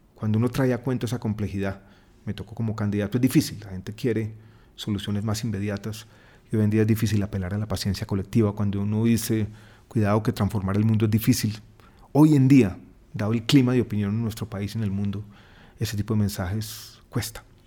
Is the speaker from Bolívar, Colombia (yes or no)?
no; Medellín, Antioquia, Colombia; moved away as an adult; also born or lived in Santiago, Chile; now in Bogotá, Colombia; Yo nací en Santiago de Chile, pero crecí en Medellín